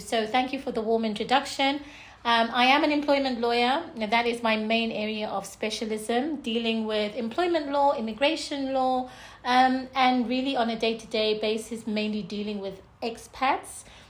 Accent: Zimbabwe; also born or lived in United Kingdom / South Africa; now in UAE; So I'm from Zimbabwe, born in the UK.

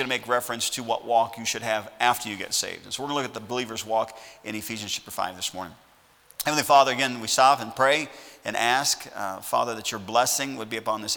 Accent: Sauk Village, Illinois, United States; now in Lawrence, Kansas, United States; I'm from Sauk Village, Illinois. I grew up in that town, 30 miles south of Chicago

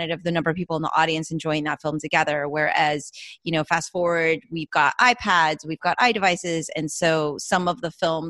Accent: Florida, United States; I'm from Florida

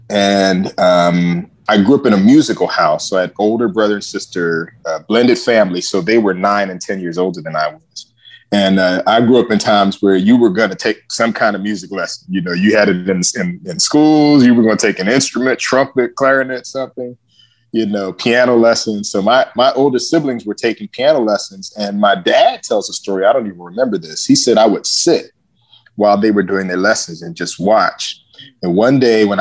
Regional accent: Philadelphia, Pennsylvania, United States; I really enjoyed growing up in Philadelphia

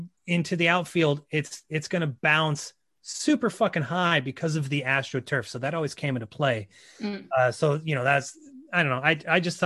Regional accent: Midwest, United States; Growing up in the Midwest

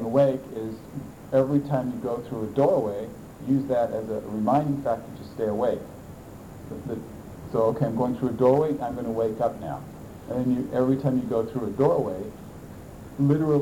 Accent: United States; I'm an American

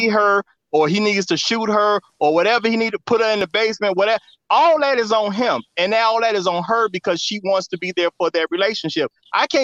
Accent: Chicago, Illinois, United States; I'm from Chicago

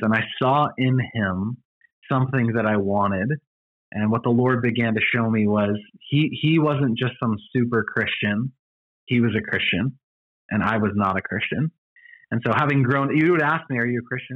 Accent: Orlando, Florida, United States; also born or lived in Grayslake, Illinois / Longwood, Florida; So I spent most of my life growing up in Orlando, actually, Long okay. Longwood, Springs, Florida

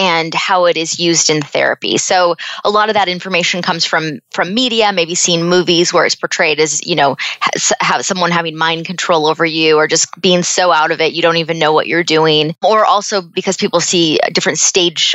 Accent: Seattle, Washington, United States; moved away as an adult; also born or lived in Phoenix, Arizona; I was born and raised in Seattle.

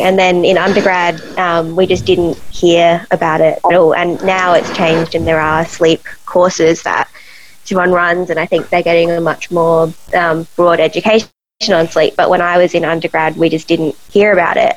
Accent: Adelaide, South Australia, Australia; I was um, born Adelaide and all through high school in Adelaide, and then um, did psychology at uni here

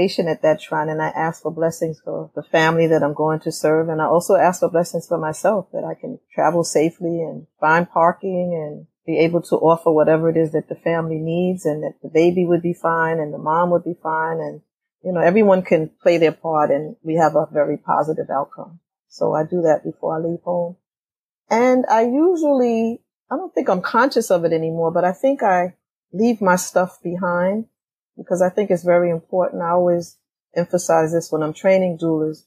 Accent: New York City, New York, United States; I am from Brooklyn, New York, Bedford-Stuyvesant

